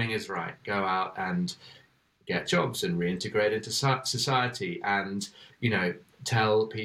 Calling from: Cape Town, Western Cape, South Africa; Yeah, we're joining you from Manenberg, um

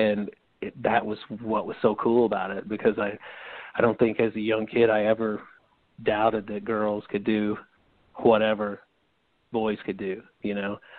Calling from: St. Louis, Missouri, United States; Hey, man, it's … from St. Louis, Missouri.

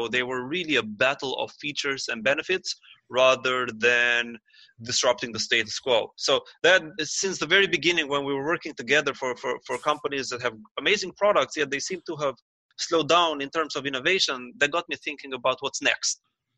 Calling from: Toronto, Ontario, Canada; Well, I'm calling from Toronto, and I'm just working out of my home office for today.

